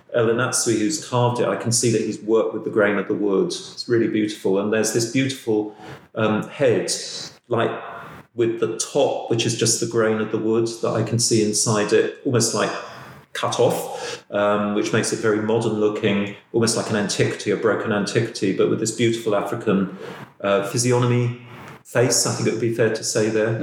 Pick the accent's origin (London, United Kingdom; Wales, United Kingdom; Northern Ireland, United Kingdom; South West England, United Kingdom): London, United Kingdom; as a Londoner